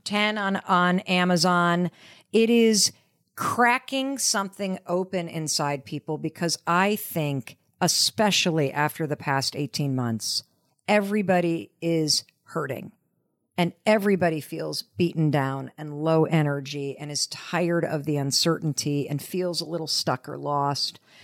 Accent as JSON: {"language": "English", "region": "Western Michigan", "country": "United States", "tie": "born or raised there", "said": "I grew up in Western Michigan"}